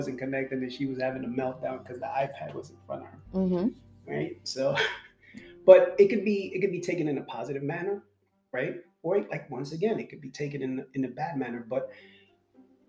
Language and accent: English; New York City, New York, United States; growing up me in late 70s, 80s, right? It wasn't like New York City was paradise